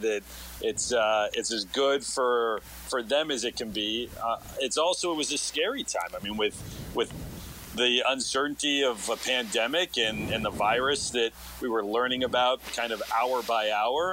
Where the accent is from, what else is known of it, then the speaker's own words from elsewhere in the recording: Los Angeles, California, United States; moved away as an adult; also born or lived in Alaska; now in Dallas, United States; I'm originally from Los Angeles